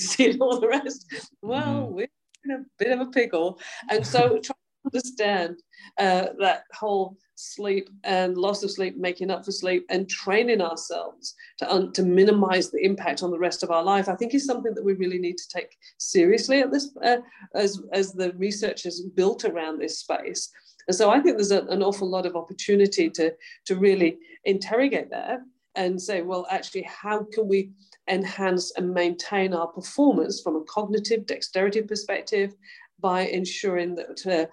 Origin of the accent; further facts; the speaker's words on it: Yorkshire and the Humber, United Kingdom; moved away as an adult; now in Australia; I was brought up in Yorkshire.